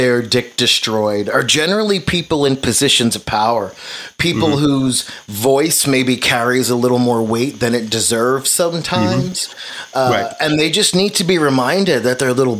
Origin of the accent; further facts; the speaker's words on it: New York City, New York, United States; now in Tulsa, United States; I actually was born and raised in Brooklyn, but I live in Tulsa, Oklahoma